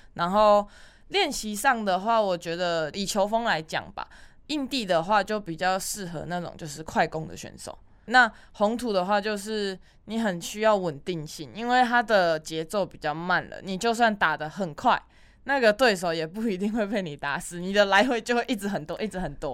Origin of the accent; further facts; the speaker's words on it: Taiwan; 我们台湾人